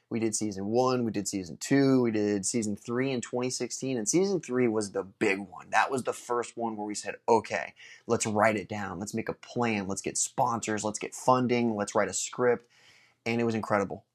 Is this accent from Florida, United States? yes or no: yes; Space Coast, Florida, United States; in my hometown